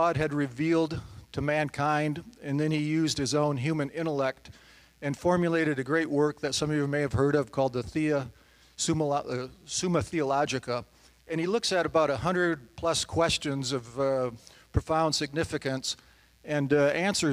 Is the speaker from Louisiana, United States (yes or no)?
no; The Woodlands, Texas, United States; I'm from The Woodlands, Texas